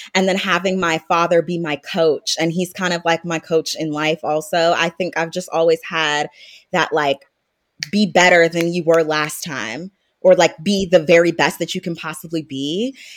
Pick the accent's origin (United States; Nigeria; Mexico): United States; North Carolina; also born or lived in Maryland; I was born in Maryland, moved to North Carolina, and raised there